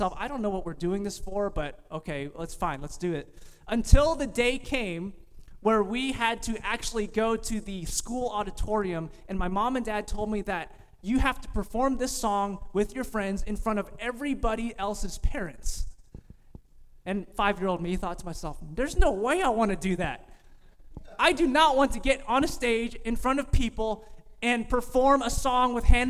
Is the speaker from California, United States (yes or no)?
yes; California, United States; moved away; I'm from California